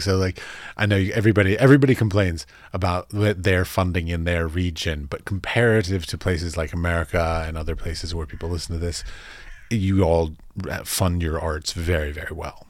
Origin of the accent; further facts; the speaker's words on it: United States; as an American